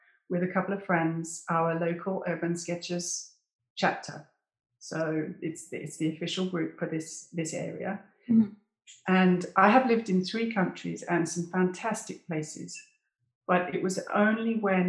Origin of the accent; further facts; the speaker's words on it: United Kingdom; moved away as an adult; also born or lived in English Lake District; now in South of France, France; I'm British